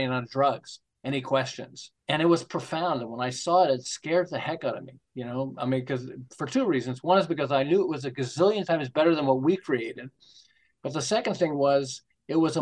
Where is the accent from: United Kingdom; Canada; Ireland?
Canada; Montreal, Quebec; now in Southern California, United States; I'm from Montreal originally.